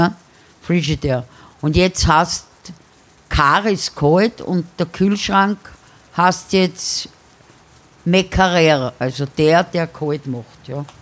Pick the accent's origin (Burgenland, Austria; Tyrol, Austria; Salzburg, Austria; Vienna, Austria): Vienna, Austria; born or raised there; accent: Viennese